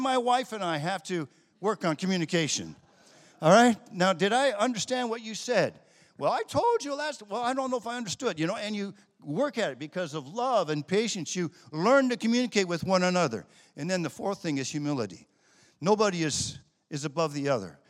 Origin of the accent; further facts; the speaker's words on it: United States; also born or lived in Italy; we that are born and raised in America